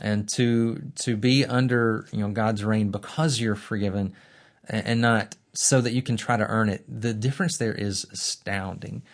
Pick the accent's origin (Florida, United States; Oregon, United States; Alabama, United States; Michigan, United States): Alabama, United States; Birmingham; I'm from Birmingham as well. Uh, not only did I go to Sanford and Beeson from Birmingham, I grew up in a Christian family on the northeast side of town